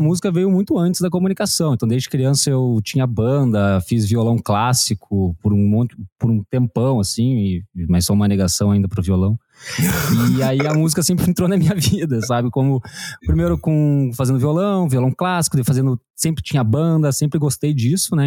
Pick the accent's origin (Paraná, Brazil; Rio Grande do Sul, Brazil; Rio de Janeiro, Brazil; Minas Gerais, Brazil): Paraná, Brazil; Curitiba; moved away as an adult; now in Bombinhas, Brazil; sou de Curitiba, agora moro em Bombinhas, aqui em Santa Catarina